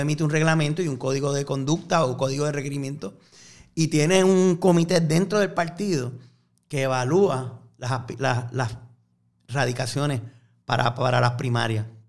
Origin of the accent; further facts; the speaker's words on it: Fajardo, Puerto Rico; now in San Juan, Puerto Rico; aunque aparezca todavía con la dirección mía de las casas de mis papás en Fajardo